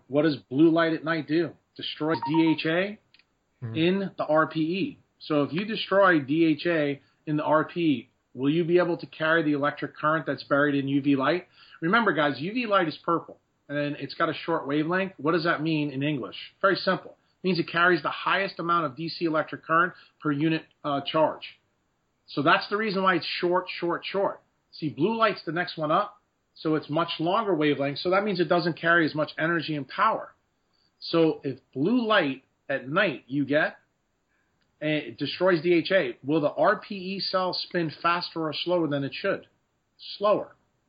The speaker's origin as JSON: {"language": "English", "country": "Ireland", "said": "because, you know, I am Irish and have a lot of freckles."}